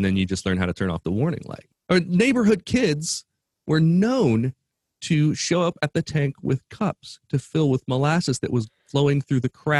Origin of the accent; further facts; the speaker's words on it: Midwest, United States; As a Midwesterner